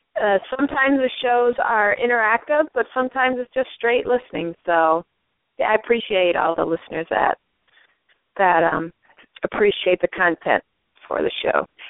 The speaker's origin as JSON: {"language": "English", "town": "St. Paul", "region": "Minnesota", "country": "United States", "moved": "as an adult", "lives_now": "Los Angeles, United States", "said": "I am from the Twin Cities, St. Paul, Minnesota"}